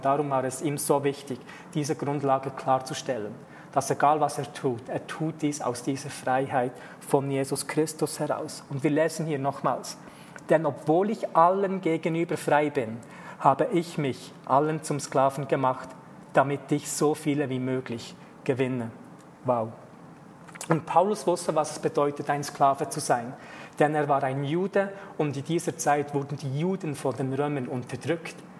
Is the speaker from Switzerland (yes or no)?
yes; Switzerland; ich als Teil Schweizer in der Schweiz aufgewachsen bin